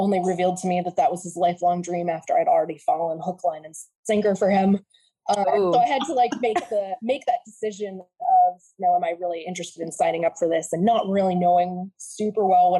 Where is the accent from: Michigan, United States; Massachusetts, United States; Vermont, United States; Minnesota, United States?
Vermont, United States; I grew up in Vermont